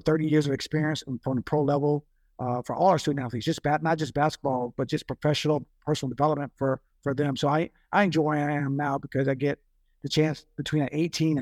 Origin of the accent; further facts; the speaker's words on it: Jacksonville, Florida, United States; moved away as an adult; grew up in Jacksonville, grew up in Florida